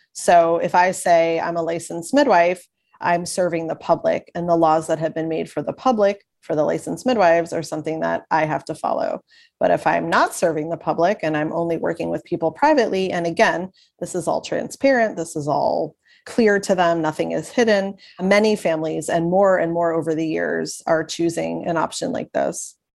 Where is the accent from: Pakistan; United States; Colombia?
United States; Long Island, New York; now in Kentucky, United States; I am originally from Long Island, New York, and having lived many other places in between, I'm currently in Kentucky